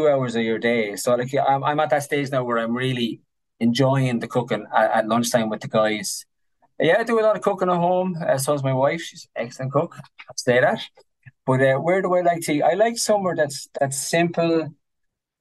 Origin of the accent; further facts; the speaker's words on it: Ireland; Being Irish.